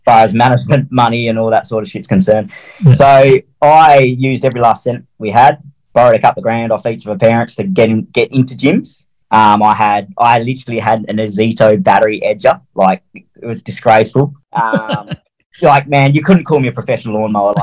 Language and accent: English; Perth, Western Australia, Australia; I'm from Perth, Western Australia